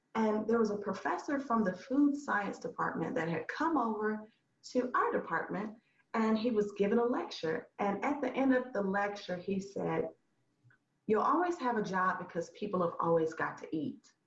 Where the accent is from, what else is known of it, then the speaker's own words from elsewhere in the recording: Huntsville, Alabama, United States; moved away as an adult; now in Memphis, United States; I'm originally from Huntsville, Alabama about four hours away in North, North Alabama. And I moved here about 11 years, 11